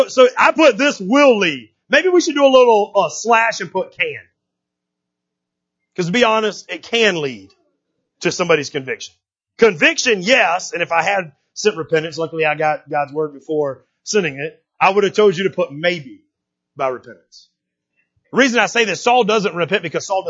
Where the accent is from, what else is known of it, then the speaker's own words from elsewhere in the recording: United States; I'm American